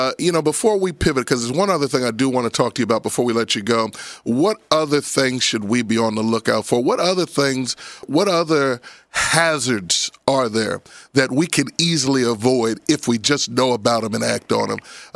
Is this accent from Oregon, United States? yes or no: no; Roslyn, Pennsylvania, United States; I am a proud Abington Galloping Ghost, born and raised in Roslyn, and I still go there several times a week to see my mama because the house is still standing on Coolidge Avenue.